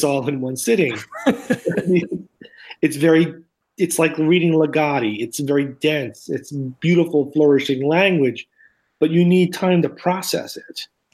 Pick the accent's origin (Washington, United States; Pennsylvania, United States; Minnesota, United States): Pennsylvania, United States; outside of Philadelphia; as a kid and growing up outside of Philadelphia, we went to the Horsham Bookworm